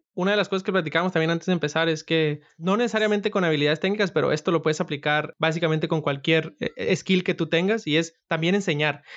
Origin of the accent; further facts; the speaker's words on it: Sinaloa, Mexico; first language Spanish; yo soy de Sinaloa